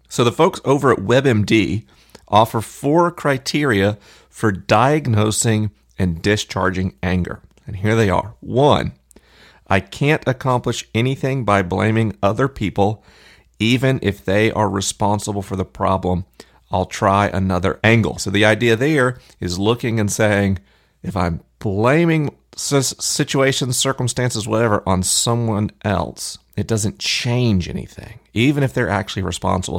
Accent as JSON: {"language": "English", "town": "Tallahassee", "region": "Florida", "country": "United States", "tie": "born or raised there", "said": "Tallahassee, my hometown"}